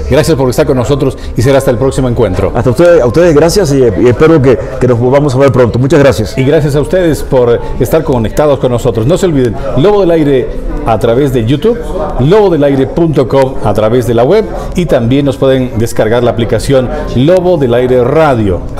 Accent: Cuba; now in France; ah, yo soy, cubano.

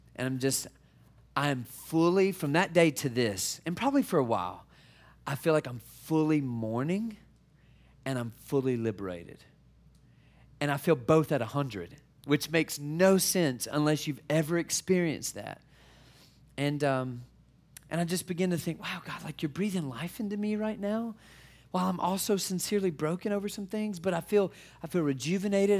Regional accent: Mississippi, United States; moved away as an adult; also born or lived in Detroit, Michigan; I'm originally from Mississippi. And so we took our southern family to Detroit

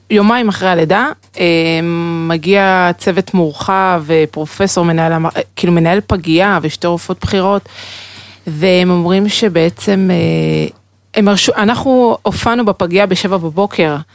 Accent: Haifa, Haifa District, Israel; born or raised there

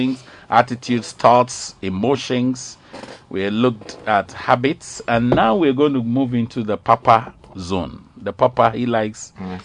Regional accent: Tema, Greater Accra, Ghana; I grew up in Comte 4

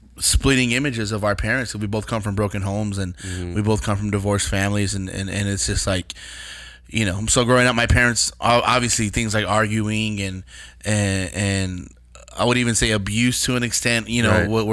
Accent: Austin, Texas, United States; also born or lived in San Antonio, Texas; I born and raised in Texas. I was born in San Antonio, raised in Austin, and then moved back to San Antonio as a teenager.

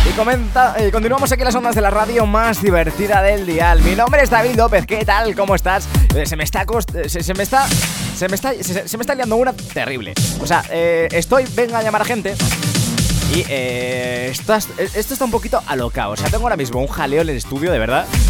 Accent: Ávila, Castile and León, Spain; now in Madrid, Spain; este programa se hace desde, desde Madrid, eh, te estamos llamando desde Madrid, em, realmente yo soy de Ávila

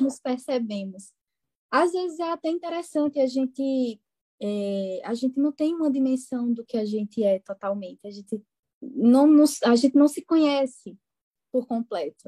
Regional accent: interior of Pernambuco, Brazil; accent: pernambucano do interior; com esse meu sotaque pernambucano do interior de Pernambuco

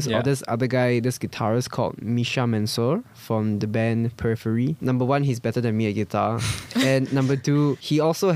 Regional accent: Singapore; I was born in Singapore

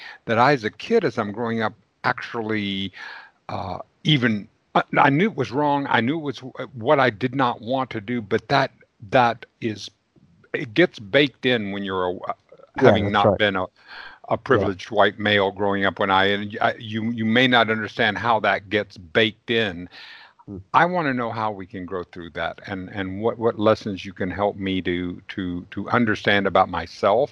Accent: Victoria, Texas, United States; I grew up in the Jim Crow South

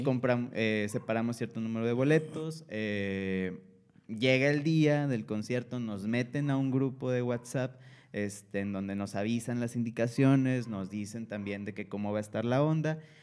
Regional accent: Monterrey, Nuevo León, Mexico; Nosotros somos de, acá de Monterrey, de Monterrey, Nuevo León

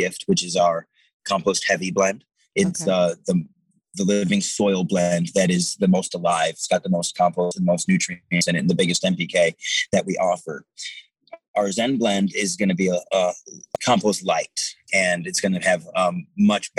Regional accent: Detroit, Michigan, United States; I grew up in Detroit, Michigan, and we had a beautiful wooded area just down the block from my house

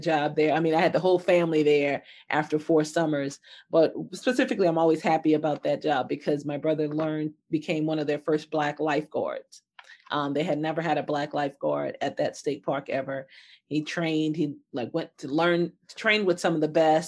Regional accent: New Orleans, Louisiana, United States; moved away as an adult; also born or lived in Detroit, Michigan; I grew up in Bayou country of New Orleans, Louisiana

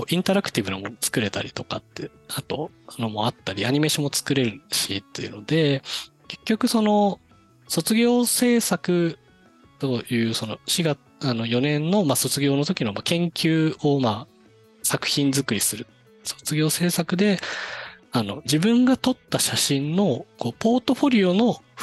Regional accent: Niigata, Japan; 地元にあの長岡造形大学っていう

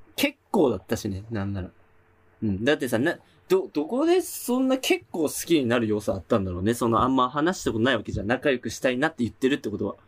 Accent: Hokkaido, Japan; now in Tokyo, Japan; 俺らは北海道 出身なわけじゃん。

